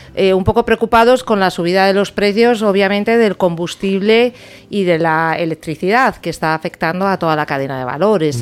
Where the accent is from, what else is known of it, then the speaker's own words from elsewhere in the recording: Galicia, Spain; soy gallega, además, con lo cual en mi dieta ha estado desde muy niña.